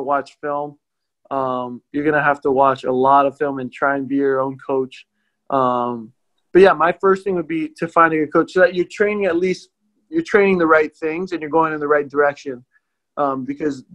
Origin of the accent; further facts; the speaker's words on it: Hawaii, United States; I grew up in Hawaii